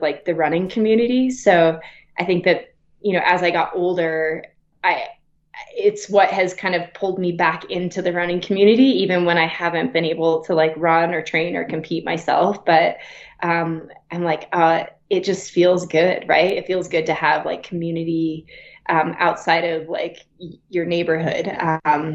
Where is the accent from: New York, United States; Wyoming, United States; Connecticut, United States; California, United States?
Wyoming, United States; also born or lived in Flagstaff, Arizona; now in Breckenridge, United States; I grew up in Wyoming